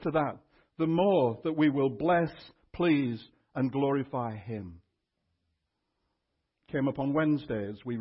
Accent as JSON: {"language": "English", "country": "United Kingdom", "tie": "born or raised there", "also_born_or_lived": "Austin, United States", "moved": "yes", "lives_now": "Canada", "said": "I was born in Britain and still hold UK citizenship"}